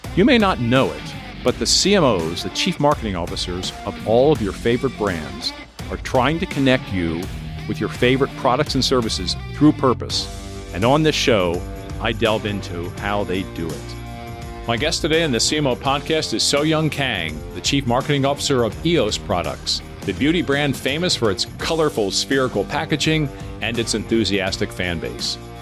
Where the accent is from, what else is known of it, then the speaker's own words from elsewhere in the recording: near Philadelphia, Pennsylvania, United States; I grew up near Philadelphia